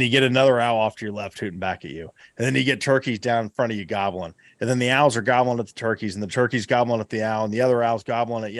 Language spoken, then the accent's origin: English; Southeast Ohio, United States; my home state. Uh, you know, here here in Southeast Ohio